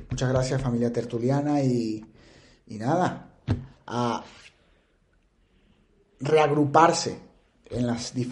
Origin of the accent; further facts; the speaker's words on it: Venezuela; moved away as an adult; now in Spain; ese sello de, de ser venezolano, en donde quiera que estés, o en donde quiera que estén. Y eso me hace sentir muy, muy, muy orgulloso de donde vengo.